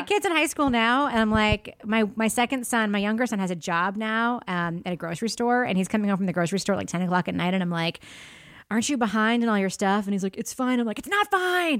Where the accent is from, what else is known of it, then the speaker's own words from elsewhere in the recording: Freeport, New York, United States; I grew up in Freeport, Long Island, Nassau County